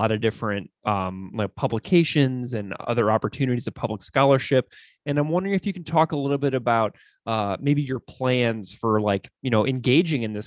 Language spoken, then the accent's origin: English; St. Louis, Missouri, United States; whenever I was in school growing up in St. Louis in the Midwest